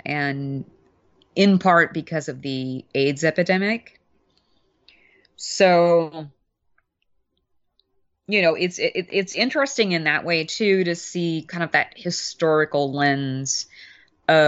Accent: Mobile, Alabama, United States; Mobile, where I grew up in Alabama

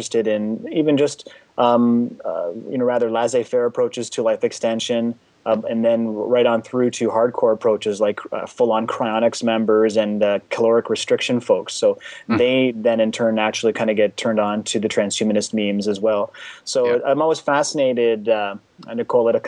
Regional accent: Canada; My parents, they immigrated from the former Czechoslovakia back in 1968, and I was born here in Canada

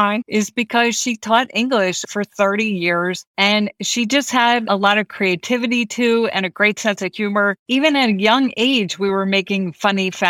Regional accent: East Coast, United States; moved away as an adult; now in Los Angeles, United States; what I grew up with on the East Coast

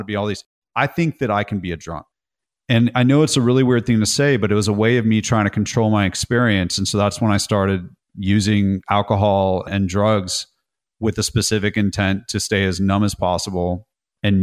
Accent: California, United States; So from California, I grew up in Northern California, then Southern California.

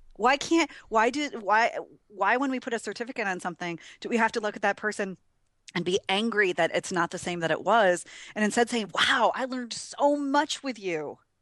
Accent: Wisconsin, United States; I'm from Wisconsin, Packerland, so everybody wears cheese heads

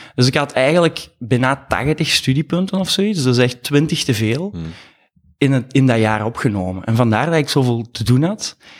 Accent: Mol, Flanders, Belgium; moved away as an adult; also born or lived in Leuven / Antwerp; ben afkomstig van de Kempen, van Mol, opgegroeid

